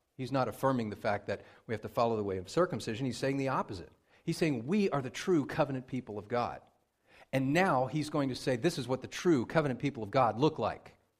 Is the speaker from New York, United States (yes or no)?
no; Pennsylvania, United States; moved away; I grew up in Pennsylvania